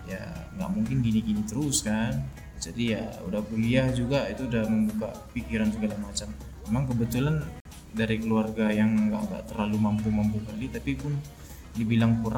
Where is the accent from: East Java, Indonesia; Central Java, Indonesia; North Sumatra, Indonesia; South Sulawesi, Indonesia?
North Sumatra, Indonesia; Sibolga; now in Medan, Indonesia; kan aku kan orang Sibolga